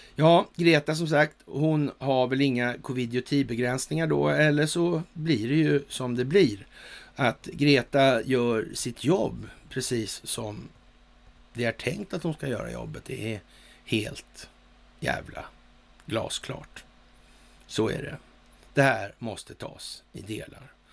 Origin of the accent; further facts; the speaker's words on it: Sweden; som svensk